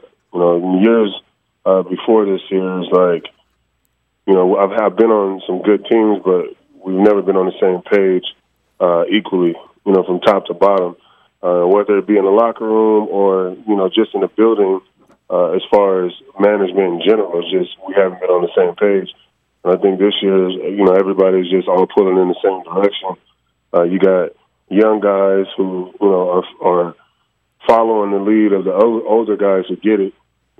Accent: Long Beach, California, United States; I grew up on the West Coast. I'm from Long Beach.

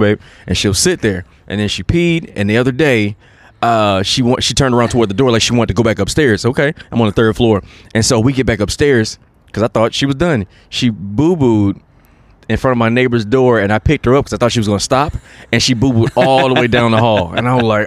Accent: South Carolina, United States; moved away as an adult; now in Los Angeles, United States; I'm from South Carolina. I was born in South Carolina

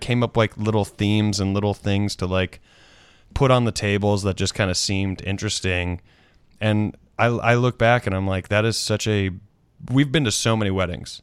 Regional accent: South Carolina, United States; moved away as an adult; also born or lived in Washington, D.C.; my South Carolina, my home state

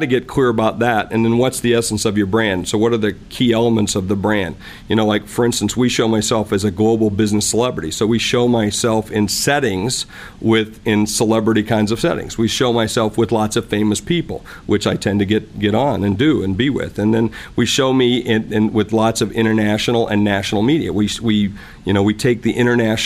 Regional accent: South Dakota, United States; I'm just from South Dakota

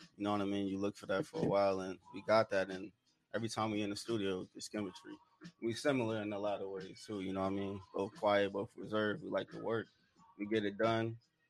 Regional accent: New York City, New York, United States; now in Oceanside, United States; I'm from New York. From New York. Yeah, I'm from Brooklyn.

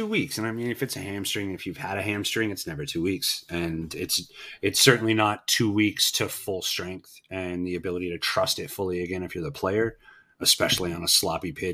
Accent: United States; being an American

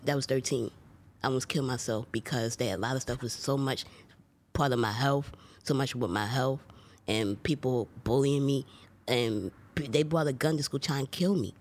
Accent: Philadelphia, Pennsylvania, United States; I grew up in Philadelphia, P

